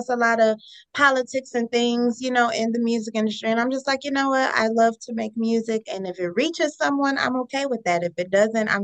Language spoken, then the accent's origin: English; Cleveland, Ohio, United States; I'm from Cleveland, and so Cleveland has an amazing music scene here